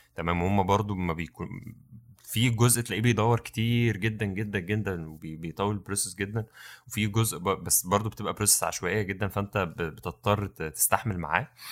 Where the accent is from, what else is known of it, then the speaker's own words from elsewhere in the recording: Mansoura, Dakahlia, Egypt; احنا من المنصوره